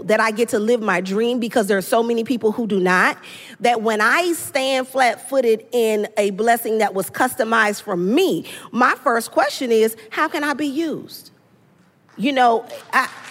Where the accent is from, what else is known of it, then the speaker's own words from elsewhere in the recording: Los Angeles, California, United States; I'm from South Central